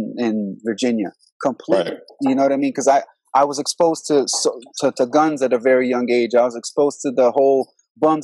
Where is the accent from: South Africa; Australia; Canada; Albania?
Albania; also born or lived in Harlem, New York / Queens, New York / Manhattan, New York; now in United States; I grew up with in Albania